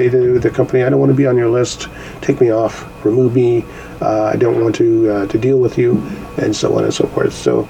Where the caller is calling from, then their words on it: Canada; actually I'm calling from Canada.